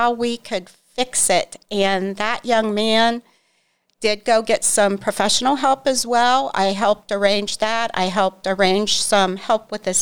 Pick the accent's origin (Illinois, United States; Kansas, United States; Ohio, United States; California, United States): Ohio, United States; Newcomerstown; I'm from Newcomerstown